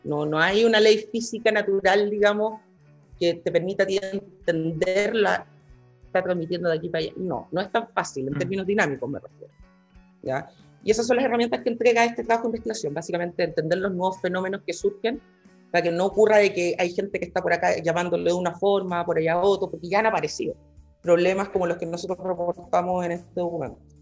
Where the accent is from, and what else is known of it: Chile